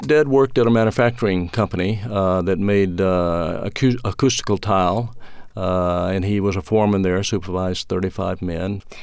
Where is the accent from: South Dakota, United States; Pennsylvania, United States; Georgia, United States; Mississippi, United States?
Mississippi, United States; moved away as an adult; now in Atlanta, United States; growing up in Mississippi during the fifties and sixties